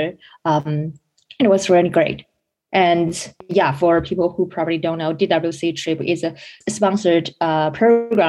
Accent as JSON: {"language": "English", "country": "China", "moved": "as an adult", "said": "I'm originally from China."}